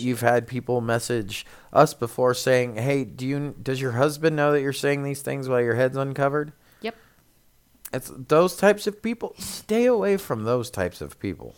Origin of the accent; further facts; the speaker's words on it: United States; we as Americans, it's difficult because we are Americans, but we're Christians